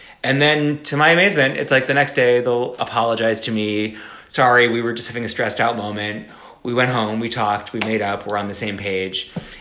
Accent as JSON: {"language": "English", "region": "South Florida", "country": "United States", "tie": "born or raised there", "said": "I grew up in South Florida"}